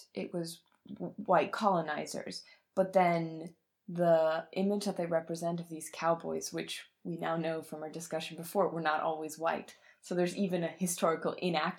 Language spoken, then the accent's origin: English; Bavaria, Germany; I'm from Bavaria